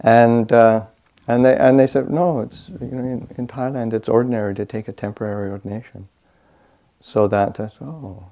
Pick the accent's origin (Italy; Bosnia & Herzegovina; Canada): Canada; Manitoba; moved away as an adult; I grew up in Canada, northern Canada. I grew up in the province of Manitoba, and it's about 600 miles north of the American border